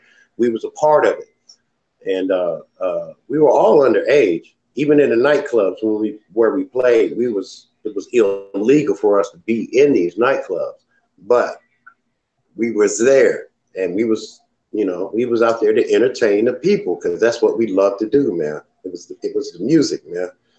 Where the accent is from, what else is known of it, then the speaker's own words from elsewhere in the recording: Dayton, Ohio, United States; also born or lived in Anchorage / Panama City; I was born in Anchorage, Alaska. but I grew up here in Dayton, Ohio, and down south in Panama City, back and forth, Panama City, Alabama, and here.